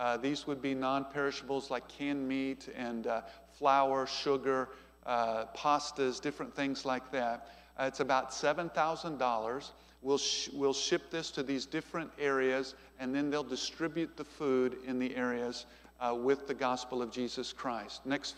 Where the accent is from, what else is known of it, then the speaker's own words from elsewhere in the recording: United States; I'm from America.